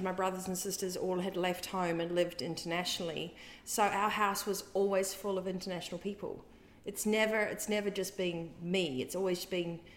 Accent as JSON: {"language": "English", "town": "Whanganui", "region": "Manawatū-Whanganui", "country": "New Zealand", "tie": "born or raised there", "accent": "New Zealand", "said": "I was born in Whanganui, New Zealand, which is a little farming community in the bottom sort of bite out of the North Island, New Zealand"}